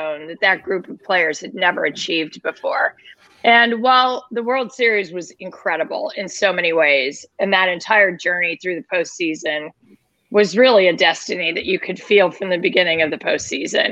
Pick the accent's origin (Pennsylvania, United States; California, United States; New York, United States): California, United States; Los Angeles; moved away as an adult; also born or lived in Pocatello, Idaho / Washington, D.C.; now in Philadelphia, United States; I was working in Los Angeles for 2 years, which was my hometown